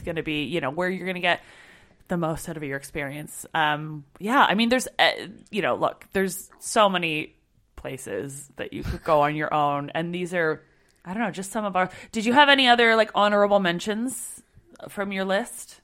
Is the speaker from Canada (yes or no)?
yes; Canada; I'm Canadian